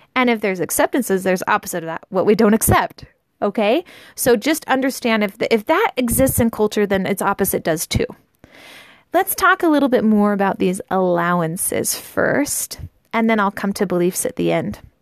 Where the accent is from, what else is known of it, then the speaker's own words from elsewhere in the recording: United States; I grew up in the United States in a pretty normal family